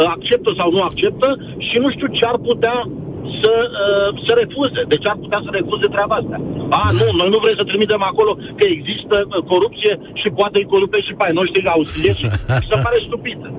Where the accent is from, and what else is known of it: Romania